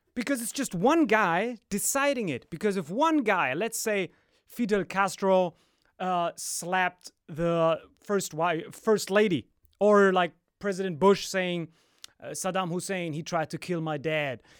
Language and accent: English; Morocco; I'm like from Morocco